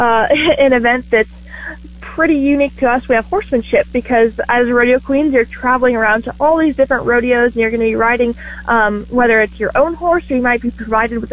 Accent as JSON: {"language": "English", "region": "Nebraska", "country": "United States", "tie": "born or raised there", "said": "my home state"}